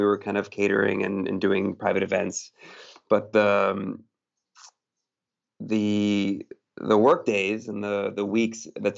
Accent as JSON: {"language": "English", "region": "Massachusetts", "country": "United States", "tie": "born or raised there", "also_born_or_lived": "Piedmont, Italy", "moved": "as an adult", "lives_now": "Portugal"}